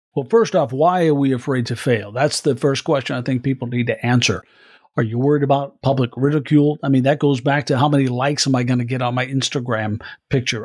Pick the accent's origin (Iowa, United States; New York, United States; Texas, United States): Iowa, United States; I'm from Iowa, a state that uh, holds the caucuses